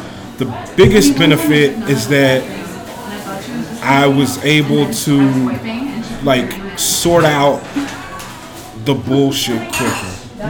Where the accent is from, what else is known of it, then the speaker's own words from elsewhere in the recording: Bernice, Louisiana, United States; moved away as an adult; now in Des Moines, United States; Yes, I grew up in Bernice, Louisiana, which is a small town in north central Louisiana. It's like 10 minutes south of the Arkansas border.